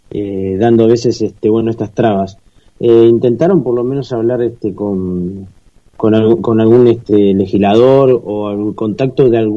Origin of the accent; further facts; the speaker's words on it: Santa Fe, Argentina; Sí, nosotros, bueno, somos de Santa Fe